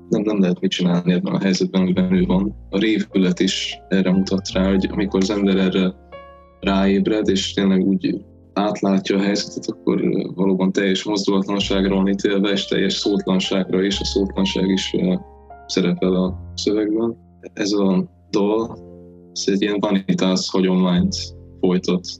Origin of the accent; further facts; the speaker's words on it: Hungary; nagyon szerencsé, hogy magyarok vagyunk, mert a magyar nyelvben a ráébredés is nagyon szépen tükrözi